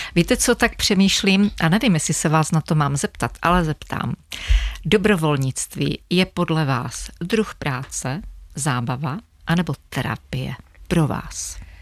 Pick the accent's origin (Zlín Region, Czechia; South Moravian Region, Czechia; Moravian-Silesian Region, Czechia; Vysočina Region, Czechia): Zlín Region, Czechia; Otrokovice; pocházíme ze stejného města, z Otrokovic